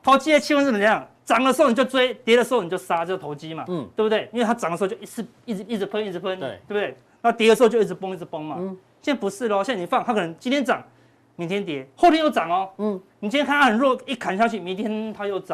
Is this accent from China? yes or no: no; Taiwan; 我们台湾人